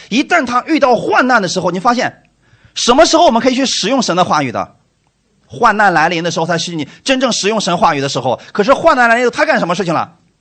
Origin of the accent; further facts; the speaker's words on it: China; 我们中国人